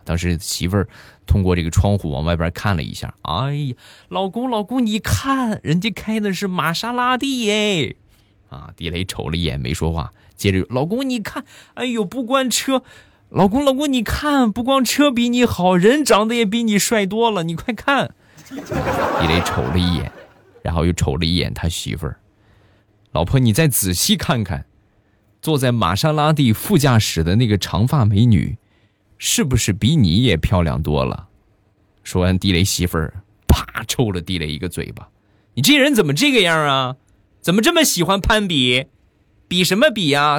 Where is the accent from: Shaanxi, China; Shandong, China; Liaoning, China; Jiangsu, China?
Shandong, China; accent: Shandong dialect; 我们这边山东方言啊，一般都是说俺